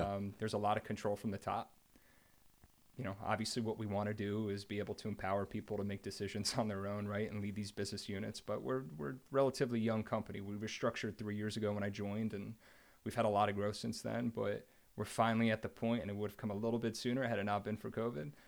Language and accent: English; New Jersey, United States; I grew up in New Jersey.